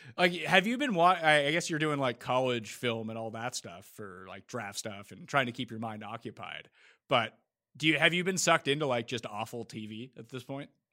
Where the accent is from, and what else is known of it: Canada